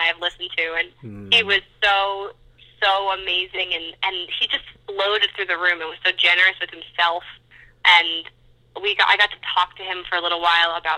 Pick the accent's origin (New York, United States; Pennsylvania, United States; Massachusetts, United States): New York, United States; I'm from New York, so fashion has been a huge part of my life.